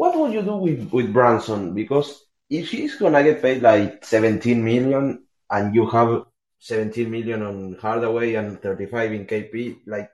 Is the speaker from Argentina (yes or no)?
yes; Argentina; English is a second language; my English is not the best. I'm from Argentina.